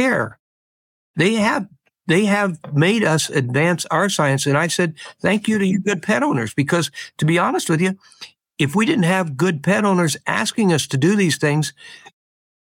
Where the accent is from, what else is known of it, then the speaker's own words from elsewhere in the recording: Midwest, United States; now in Bay Area, United States; where I grew up in the Midwest on the farm